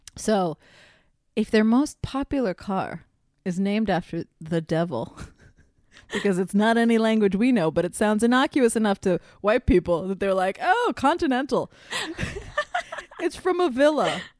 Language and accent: English; Miami, Florida, United States; I'm from Miami where there's tons of feral cats